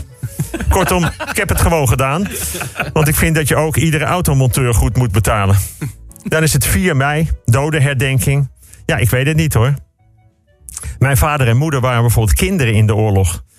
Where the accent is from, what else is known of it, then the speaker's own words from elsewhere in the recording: Bussum, North Holland, Netherlands; in Bussum, waar ik vandaan kom